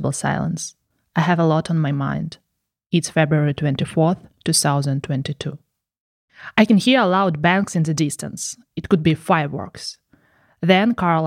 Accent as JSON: {"language": "English", "country": "Ukraine", "tie": "born or raised there", "also_born_or_lived": "Poland / France", "moved": "as an adult", "lives_now": "Germany", "said": "I left my hometown at the end of March"}